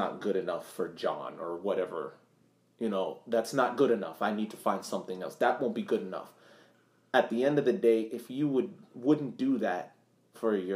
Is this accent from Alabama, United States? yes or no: no; Massachusetts, United States; growing up in Massachusetts, my next door neighbor was a detective